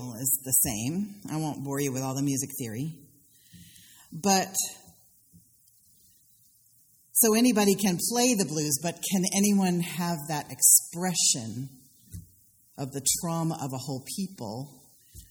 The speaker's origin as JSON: {"language": "English", "region": "the Carolinas", "country": "United States", "also_born_or_lived": "Philadelphia", "moved": "yes", "said": "In my Southern culture, I come from the Carolinas and from white people in Philadelphia"}